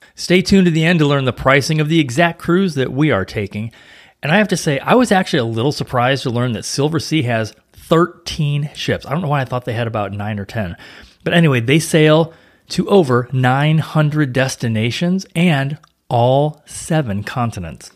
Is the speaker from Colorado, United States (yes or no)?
no; St. Louis, Missouri, United States; now in Florida, United States; in the Midwest, like where I grew up in Saint Louis